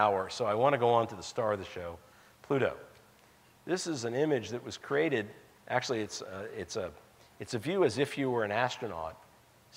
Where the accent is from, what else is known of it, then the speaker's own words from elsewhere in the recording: Colorado, United States; my home state of Colorado